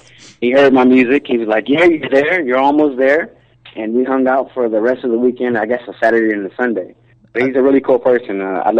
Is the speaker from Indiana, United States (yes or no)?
yes; Indianapolis, Indiana, United States; now in Northridge, United States; I'm not used to quakes. Like, I'm from Indianapolis, Indiana.